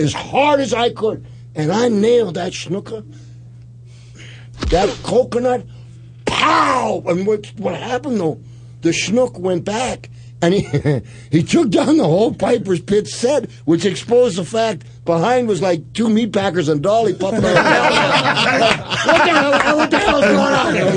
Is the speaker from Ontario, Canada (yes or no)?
no; Saskatoon, Saskatchewan, Canada; I'm from Saskatoon